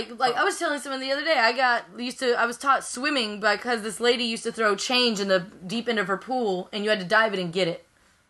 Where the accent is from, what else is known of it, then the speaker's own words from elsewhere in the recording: Georgia, United States; I'm from Georgia